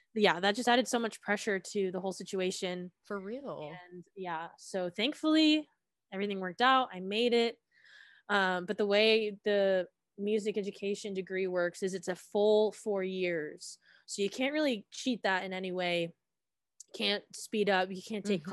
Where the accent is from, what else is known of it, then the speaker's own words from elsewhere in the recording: Suwanee, Georgia, United States; I am originally from Suwanee, Georgia, in Gwinnett County